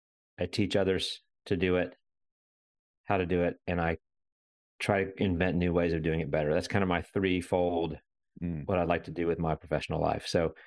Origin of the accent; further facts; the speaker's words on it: Winston-Salem, North Carolina, United States; now in Raleigh, United States; So I grew up in Winston-Salem, North Carolina, middle of the state.